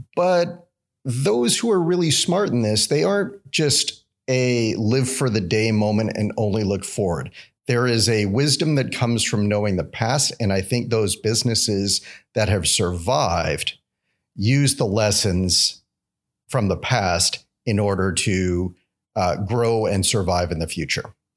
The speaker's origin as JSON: {"language": "English", "town": "Vancouver", "region": "British Columbia", "country": "Canada", "tie": "born or raised there", "moved": "as an adult", "lives_now": "Alabama, United States", "said": "growing up in Vancouver"}